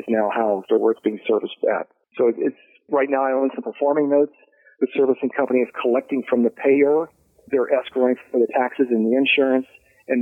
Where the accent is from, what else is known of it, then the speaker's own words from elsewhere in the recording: Cincinnati, Ohio, United States; I grew up in Bridgetown